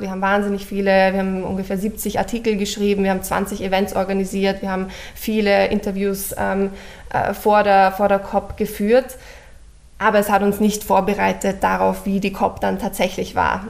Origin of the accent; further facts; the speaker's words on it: Vienna, Austria; moved away as an adult; also born or lived in Cambridge, England; Ich, ich komme aus Wien, habe äh, meine ganze Schulzeit in Wien verbracht